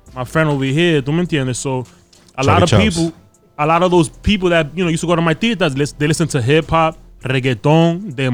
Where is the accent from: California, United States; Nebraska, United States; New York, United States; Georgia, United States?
New York, United States; New York City; I grew up in Brooklyn, so you know, I grew up with a diverse background.